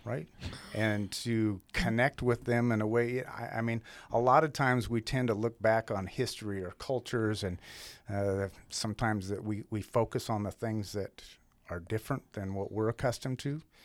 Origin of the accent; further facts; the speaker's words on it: outside of Helena, Montana, United States; moved away as an adult; now in Great Falls, United States; Montana's always been home. I was born and raised over outside of Helena.